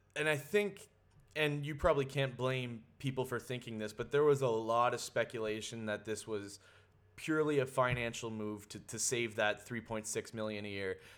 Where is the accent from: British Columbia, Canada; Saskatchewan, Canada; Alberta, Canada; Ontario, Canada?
Ontario, Canada; Sudbury; moved away; I'm born and raised in Sudbury, so I have a, I have a lot of connections to back home